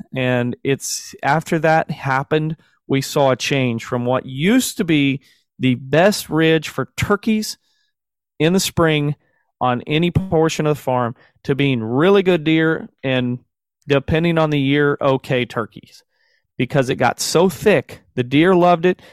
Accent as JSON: {"language": "English", "region": "Southern Missouri", "country": "United States", "said": "I'm a brother from the South. I'll claim to be from the South for sure, in, in Southern Missouri."}